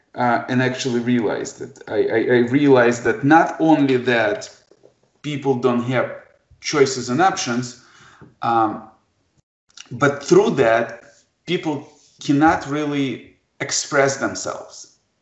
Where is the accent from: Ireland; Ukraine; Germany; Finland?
Ukraine; Kharkiv, Kharkiv Oblast; English is a second language; now in Detroit, United States; I was born in Kharkov, Ukraine